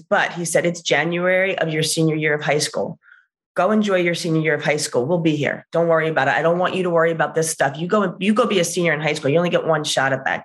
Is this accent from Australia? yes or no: no; New Jersey, United States; also born or lived in Pennsylvania; I go from New Jersey